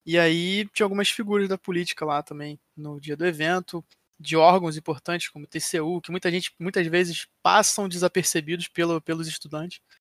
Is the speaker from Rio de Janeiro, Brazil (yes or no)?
yes; Rio de Janeiro, Brazil; eu sou do Rio